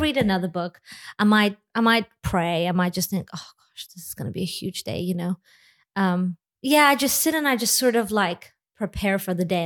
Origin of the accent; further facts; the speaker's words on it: Lithuania; moved away; I am not from America. I'm actually from Lithuania.